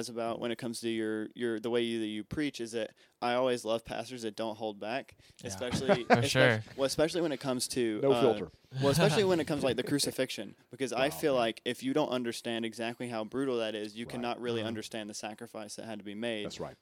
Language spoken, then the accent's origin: English; Near Charlotte, North Carolina, United States; Near Charlotte area